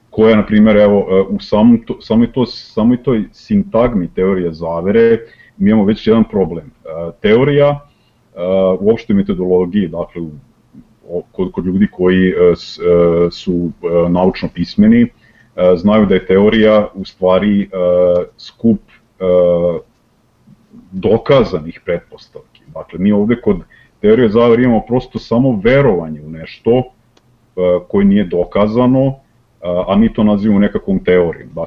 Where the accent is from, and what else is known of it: Serbia